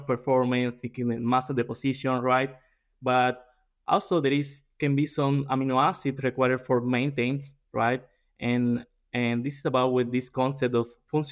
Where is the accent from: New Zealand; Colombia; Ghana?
Colombia; moved away as an adult; also born or lived in Brazil; now in South Dakota, United States; I am from Colombia. I did my undergrad over there